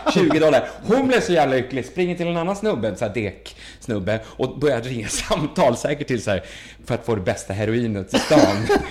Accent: Sweden; jag var från Sverige

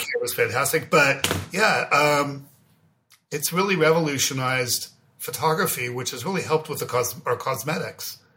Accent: Beverly Hills, California, United States; I grew up in Beverly Hills

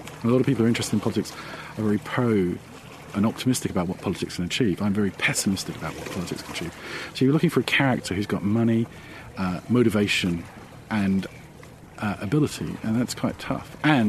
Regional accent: Ireland; now in United Kingdom; Because we're Irish, and everyone wants to go home in the end.

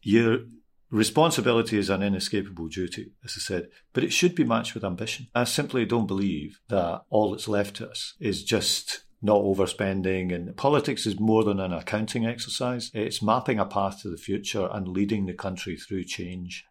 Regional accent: Glasgow, Scotland, United Kingdom; I'm a Scottish person, obviously. I grew up in Glasgow.

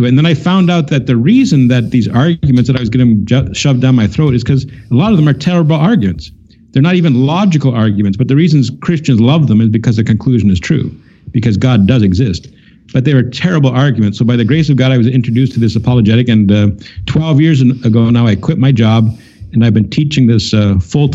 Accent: Canada; I'm from Canada

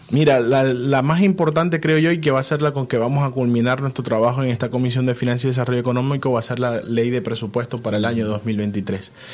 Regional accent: Venezuela; nosotros como venezolanos

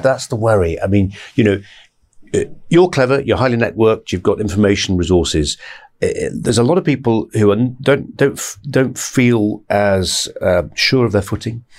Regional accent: Bradford, Yorkshire and the Humber, United Kingdom; moved away; I come from Bradford originally

